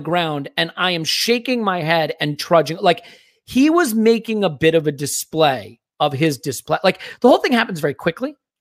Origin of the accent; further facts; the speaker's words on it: United States; I'm an American